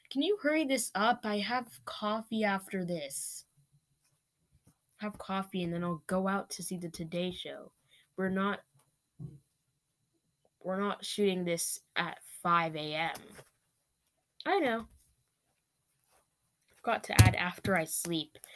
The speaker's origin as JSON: {"language": "English", "town": "Manhattan", "region": "New York", "country": "United States", "tie": "born there", "said": "I was born in New York, New York, specifically in Manhattan, and I am pleased with my life."}